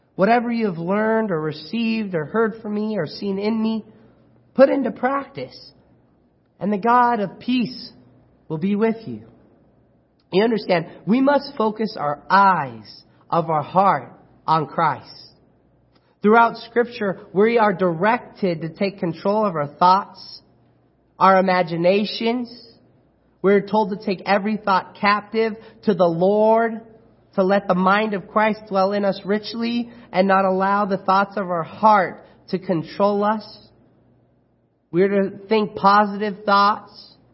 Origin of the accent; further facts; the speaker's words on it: Chino, California, United States; now in Apple Valley, United States; I was born and raised in Chino, California